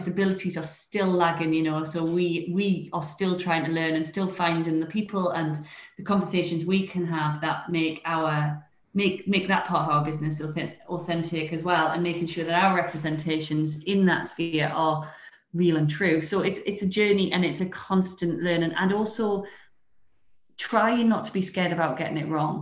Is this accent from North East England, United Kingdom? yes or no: yes; Newcastle upon Tyne, North East England, United Kingdom; moved away; also born or lived in London; I'm a Geordie living in Newcastle